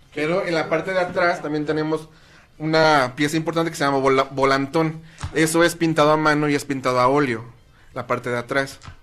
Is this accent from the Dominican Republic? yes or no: no; Tepoztlán, Morelos, Mexico; En Tepoztlán se divide en barrios y mi barrio es el barrio del alacrán